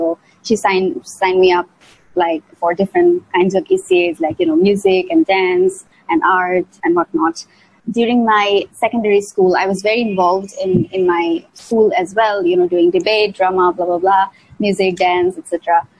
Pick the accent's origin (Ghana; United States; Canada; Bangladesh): Bangladesh; Dhaka, Dhaka Division; I'm tuning in from Dhaka, Bangladesh right now. That's where I'm from.